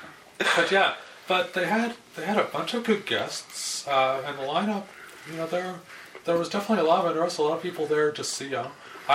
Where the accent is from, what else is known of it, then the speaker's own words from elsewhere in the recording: Canada; I'm a Canadian of a certain age